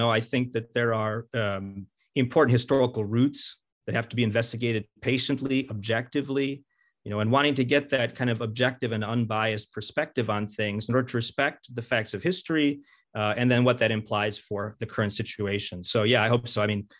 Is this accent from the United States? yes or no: yes; Cleveland, Ohio, United States; moved away as an adult; also born or lived in Rome; I'm a Cleveland native.